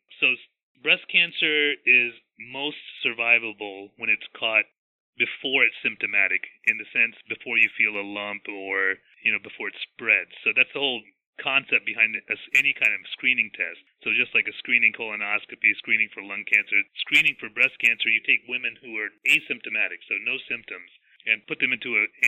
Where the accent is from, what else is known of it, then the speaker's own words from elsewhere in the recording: Big Stone Gap, Virginia, United States; also born or lived in Connecticut / New York City / Richlands, Virginia; I was born and raised in Southwest Virginia. Not far from where I practice right now. I was born in a town called Big Stone Gap, Virginia